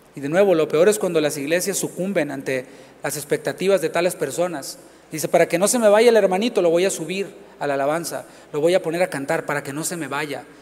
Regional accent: Mexico; now in Houston, United States; Del país de donde, de donde vengo, esto se acostumbra mucho tengo mucho que no vivo acá en, México

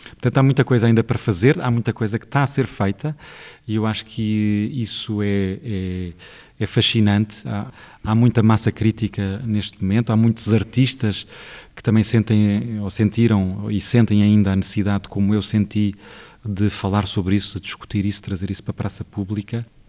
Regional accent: Portugal; o sítio de onde eu venho

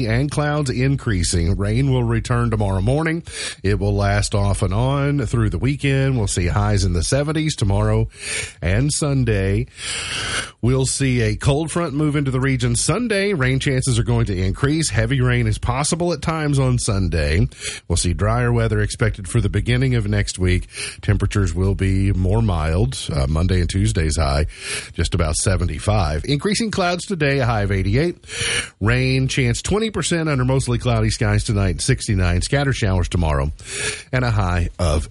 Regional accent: United States; I'm an American. I'm a United States citizen

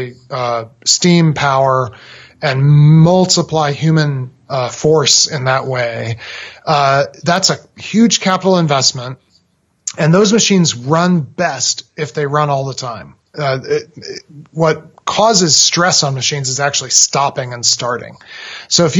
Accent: Massachusetts, United States; I was a boy growing up in Massachusetts

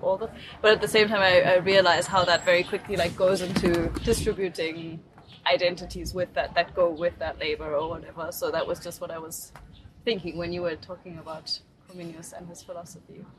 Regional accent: South Africa; now in Germany; I grew up in South Africa

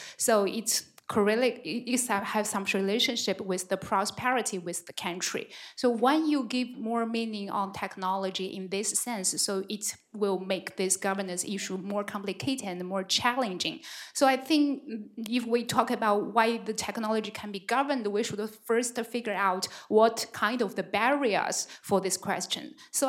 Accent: China; moved away as an adult; I come from China and I'm a visiting scholar here.

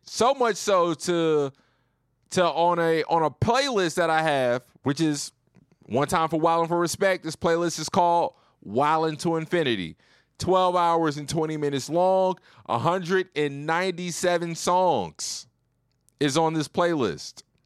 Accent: Roanoke, Virginia, United States; now in Houston, United States; I'm from the Nook. Big five four oh.

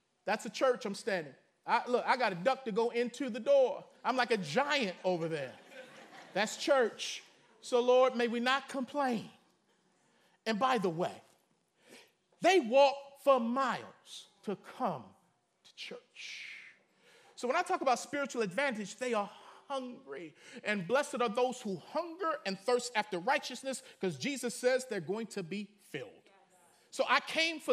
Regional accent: United States; I'm American

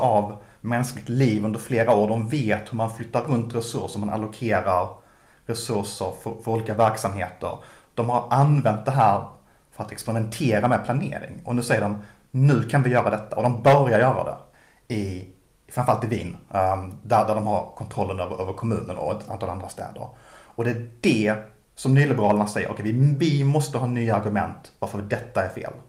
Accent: Malmö, Skåne, Sweden; Malmö som ju är min, min hemstad

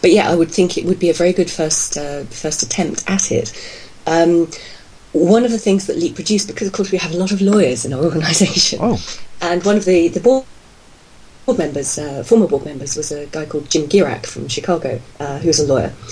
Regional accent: United Kingdom; I'm from Britain

